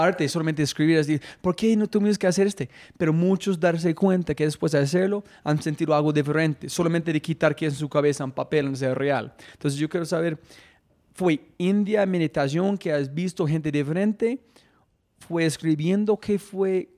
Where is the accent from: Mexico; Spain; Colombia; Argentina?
Colombia; soy un hijo de puta colombiano